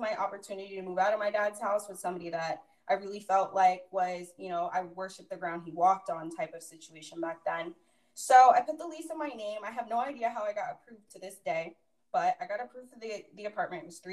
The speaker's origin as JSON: {"language": "English", "town": "Orlando", "region": "Florida", "country": "United States", "tie": "born or raised there", "said": "my dad's house back in my hometown of Orlando"}